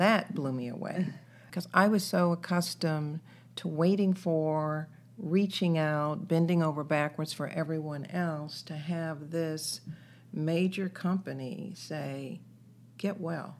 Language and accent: English; Greensboro, North Carolina, United States; also born or lived in Washington, D.C.; now in Columbus, United States; raised in North Carolina.